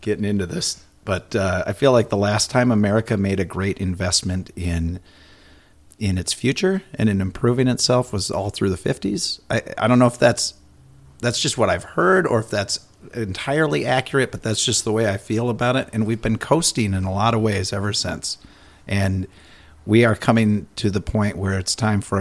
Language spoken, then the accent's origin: English; Minnesota, United States; I'm ultra Minnesotan